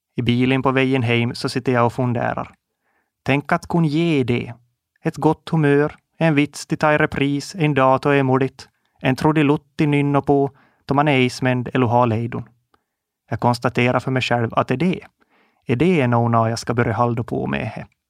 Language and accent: Swedish; Kovjoki, Ostrobothnia, Finland; Jag är född och uppvuxen i Koumosan, en liten by som ligger i Österbotten, ungefär mitt i emellan Jakobstad och Vasa